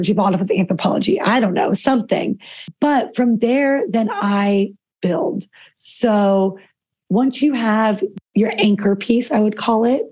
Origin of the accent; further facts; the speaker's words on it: Colorado, United States; now in Washington, D.C., United States; I grew up in Colorado, which is very laid back and casual